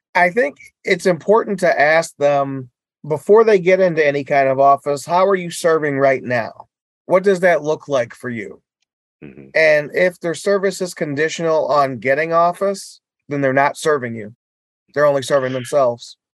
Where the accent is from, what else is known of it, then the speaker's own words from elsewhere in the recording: Detroit, Michigan, United States; also born or lived in Inkster, Michigan / Westland, Michigan; So my first year I went to John Glenn and Westland. And then we moved to Detroit from Inkster